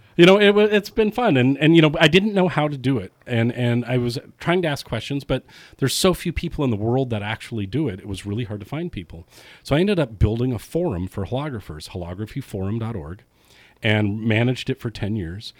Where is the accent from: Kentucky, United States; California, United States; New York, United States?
California, United States; also born or lived in San Francisco; I was born and raised in Lake Tahoe